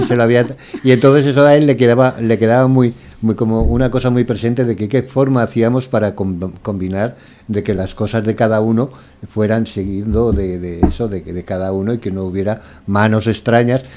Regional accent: Valencian Community, Spain; also born or lived in Granada; now in Valencia, Spain; soy valenciano y que, decidí venir a Valencia, pues salí de Granada

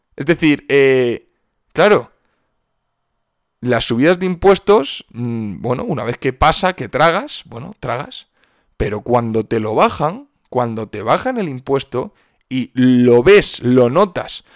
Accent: Cartagena, Region of Murcia, Spain; moved away; a casa, a Cartagena, a mi ciudad natal.

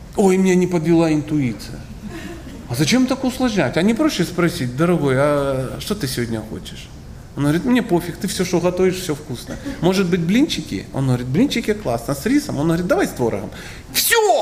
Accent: Krasnodar Krai, Russia; Я тоже из, Краснодарского края. Да. Я тут много времени провожу, я из Краснодарского края

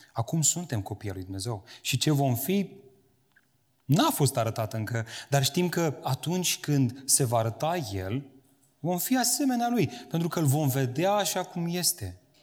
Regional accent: Romania; am crescut în România cu această conștiință creștină

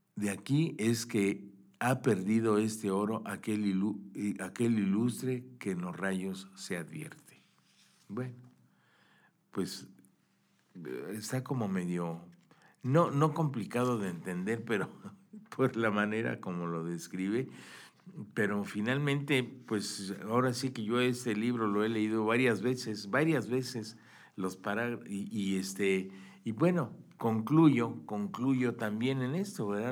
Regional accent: Mexico; pues para nosotros los mexicanos

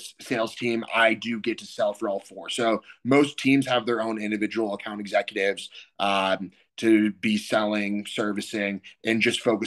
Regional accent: Kansas City, Missouri, United States; moved away as an adult; also born or lived in Ohio; growing up in Kansas City

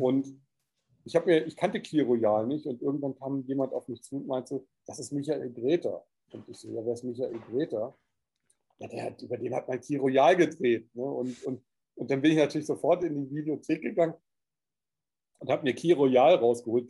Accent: Hamburg, Germany; moved away; also born or lived in Cyprus / Corsica; ich bin ja in Hamburg geboren, es war so meine Heimatstadt

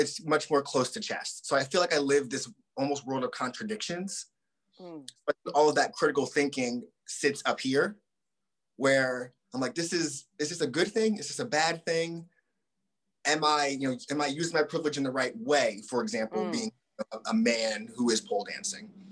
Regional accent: Southern New Jersey, United States; also born or lived in Boston; now in California, United States; I grew up in Southern New Jersey, outside Philly.

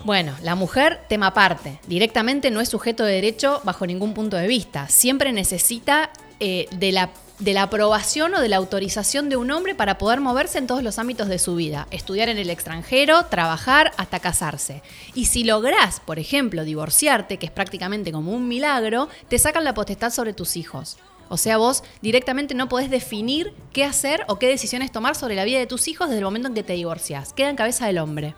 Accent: Argentina; nosotros Argentina

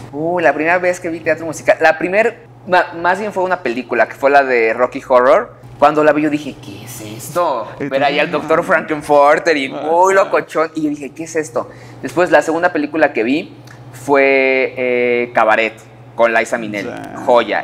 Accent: Puebla, Mexico; soy de Puebla

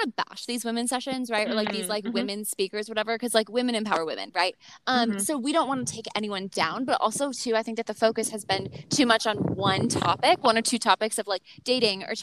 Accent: Minnesota, United States; I'm from Minnesota

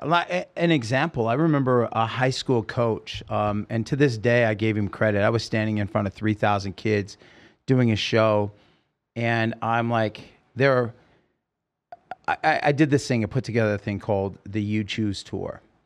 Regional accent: Oregon, United States; moved away; also born or lived in California; I grew up in Oregon

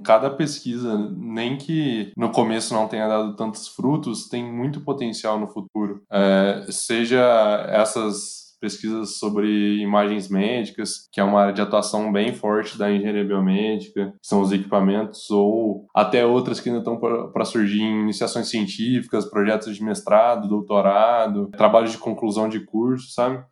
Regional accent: Pouso Alegre, Minas Gerais, Brazil; Eu sou de Pouso Alegre que é uma cidade do sul de Minas Gerais

